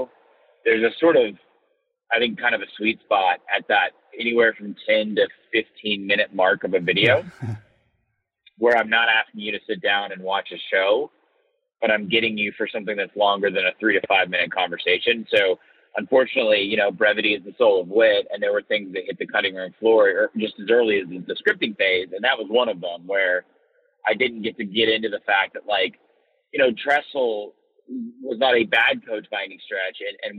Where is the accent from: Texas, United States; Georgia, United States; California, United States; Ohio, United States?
Georgia, United States; moved away as an adult; now in Nashville, United States; I'm originally from Georgia.